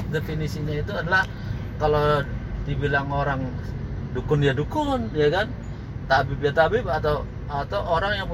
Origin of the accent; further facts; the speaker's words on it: Cirebon, West Java, Indonesia; saya ini orang Cirebon bu ya kan saya orang Cirebon